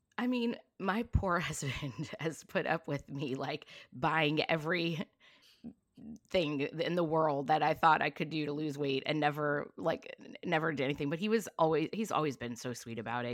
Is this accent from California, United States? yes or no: yes; Long Beach, California, United States; also born or lived in East Coast / New York; I grew up in Long Beach, California